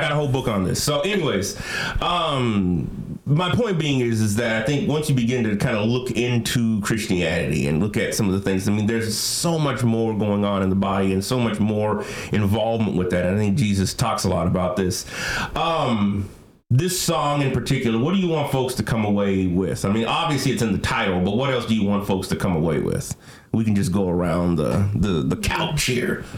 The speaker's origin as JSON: {"language": "English", "area": "Bay Area", "region": "California", "country": "United States", "tie": "born or raised there", "said": "I from the Bay Area originally"}